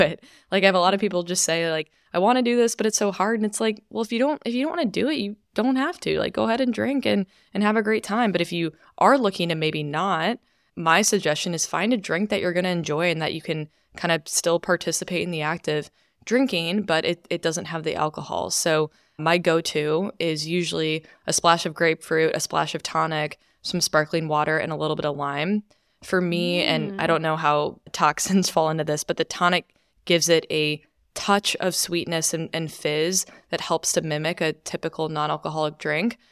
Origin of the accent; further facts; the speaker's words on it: Chicago suburbs, Illinois, United States; also born or lived in New York; now in Austin, United States; I'm originally from Chicago suburbs